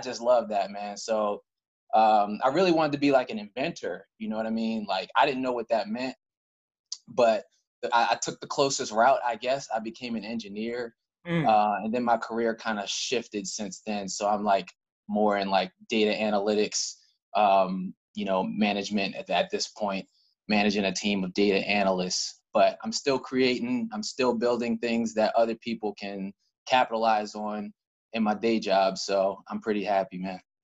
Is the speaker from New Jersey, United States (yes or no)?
no; Cockeysville, Maryland, United States; I am from Baltimore County, specifically, if you know the area. I'm from a little town called Cockeysville